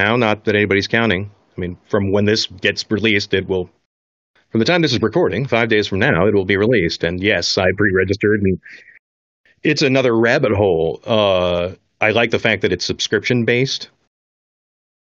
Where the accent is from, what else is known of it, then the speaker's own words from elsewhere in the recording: Oregon, United States; I grew up in Oregon